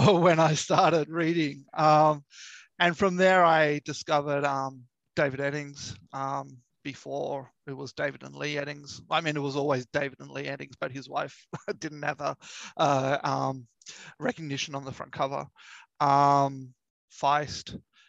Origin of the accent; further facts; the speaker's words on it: Australia; also born or lived in Sydney; I'm an Australian. I live in Sydney.